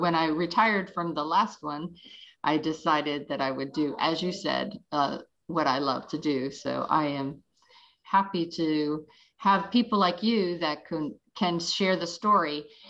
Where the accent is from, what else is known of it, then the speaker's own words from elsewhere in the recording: Pittsburgh, Pennsylvania, United States; moved away; I migrated from Pittsburgh, and I never did have the accent, but now I've been here longer than there